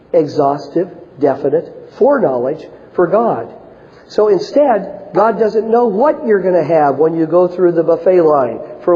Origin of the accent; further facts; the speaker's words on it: Washington, United States; up in the Northwest where I grew up in Washington State